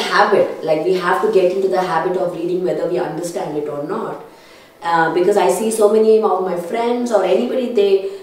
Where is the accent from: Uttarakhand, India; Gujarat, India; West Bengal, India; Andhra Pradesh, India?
Andhra Pradesh, India; Kurnool; growing up in Karnool